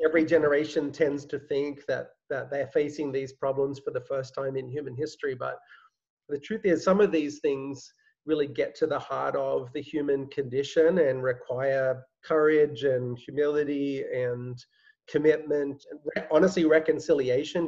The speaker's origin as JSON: {"language": "English", "country": "Australia", "moved": "as an adult", "lives_now": "New York, United States", "said": "I'm, I'm not American, I'm Australian"}